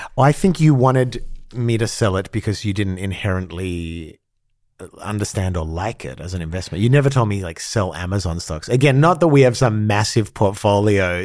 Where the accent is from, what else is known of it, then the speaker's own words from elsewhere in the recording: Australia; moved away; growing up in Australia